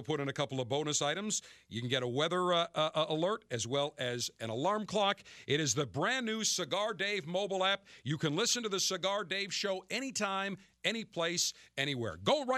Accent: Kentucky, United States; accent: Southern Kentucky; You know, you're going to make me break out my Southern Kentucky accent. Here in Kentucky, where we enjoy the mint juleps and the tradition and all the history that goes here in Louisville

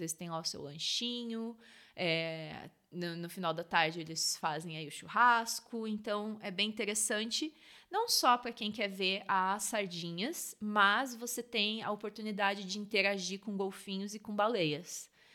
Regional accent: Rio Grande do Sul, Brazil; now in South Africa; Eu sou do Rio Grande do Sul

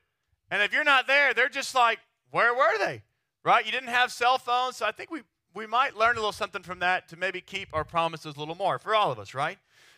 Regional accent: Texas, United States; now in New York City, United States; It would be the same thing as a Texan going to New York City, right? Like we show up to New York, they're like, do you guys all ride horses around there?

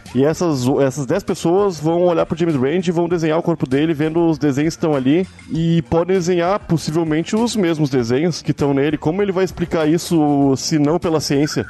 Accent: Rio Grande do Sul, Brazil; now in Rio de Janeiro, Brazil; eu sou gaúcho

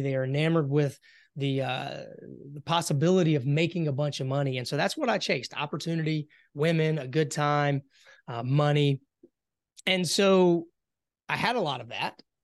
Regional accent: Hartsville, South Carolina, United States; moved away as an adult; born and raised in South Carolina, um, you know, had a, had a pretty, uh, simple childhood. I grew up, uh, in the farmland area, a little small town, Hartsville, South Carolina

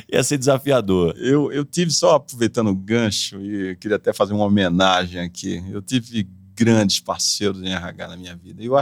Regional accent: São José do Rio Preto, São Paulo, Brazil; Está lá na minha terra agora, em São José do Rio

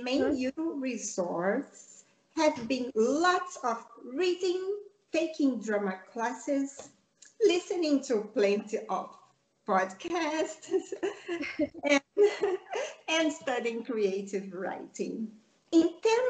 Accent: Rio de Janeiro, Brazil; English is a second language; now in Spain; I grew up in Rio de Janeiro, Brazil

